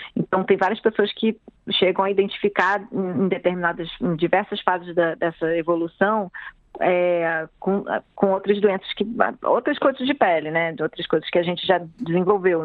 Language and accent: Portuguese; Rio de Janeiro, Brazil; eu sou moradora do Rio, nasci no Rio, né, morei minha vida praticamente inteira na cidade